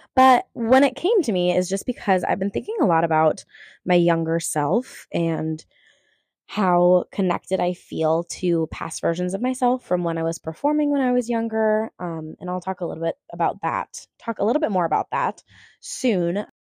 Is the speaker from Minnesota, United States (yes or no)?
yes; Minneapolis, Minnesota, United States; I grew up performing professionally around the Twin Cities area as a theater kid